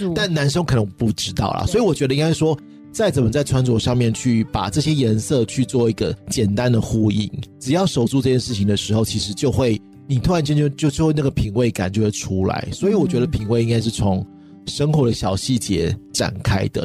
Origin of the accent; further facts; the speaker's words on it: Taiwan; 我们台湾人